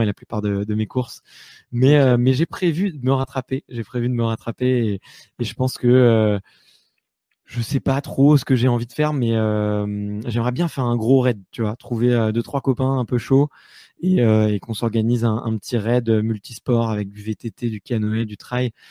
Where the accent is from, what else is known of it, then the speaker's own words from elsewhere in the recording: Paris, Île-de-France, France; j'ai beaucoup voyagé en France et partout dans le monde, mais je suis né à Paris. Aujourd'hui, c'est, là que j'ai repris un petit peu mes, mes bases